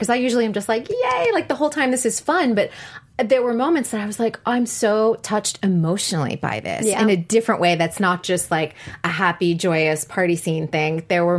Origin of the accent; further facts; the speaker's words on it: East Coast, United States; also born or lived in Boston / New York City; now in Los Angeles, United States; I grew up on the East Coast too. I lived in Boston, I lived in New York City